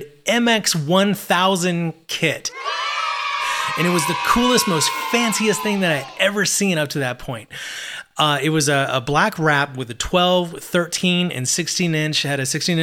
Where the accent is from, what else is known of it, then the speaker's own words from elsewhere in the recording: Abilene, Texas, United States; my hometown of Abilene